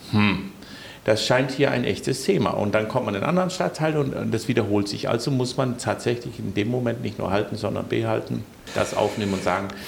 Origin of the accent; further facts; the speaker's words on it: Denmark; now in Rostock, Germany; Da ist es so, dass ich als Däne so ein bisschen mich hin und wieder frage, warum unsere Museumslandschaft nicht so ein bisschen stärker in Rostock ist.